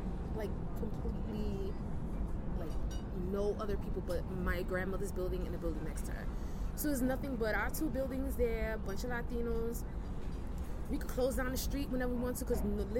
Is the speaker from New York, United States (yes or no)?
yes; New York City, New York, United States; I'm a Brooklyn girl